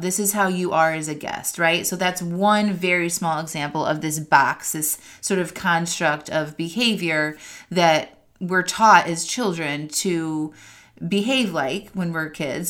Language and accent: English; outside of Chicago, Northwest Indiana, United States; moved away as an adult; also born or lived in California / Seattle, Washington; now in North Carolina, United States; I grew up in the Midwest outside of Chicago in Northwest Indiana